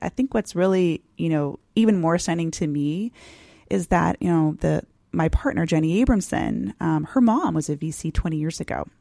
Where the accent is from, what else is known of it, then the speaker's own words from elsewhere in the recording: San Diego, California, United States; I grew up in San Diego